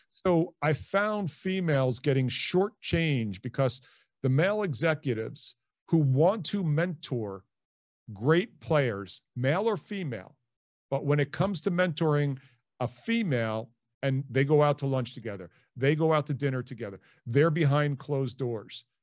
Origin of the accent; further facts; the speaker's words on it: Hicksville, New York, United States; moved away as an adult; also born or lived in Dayton, Ohio; I'm originally from Hicksville, New York, which is on Long Island. Uh, grew up there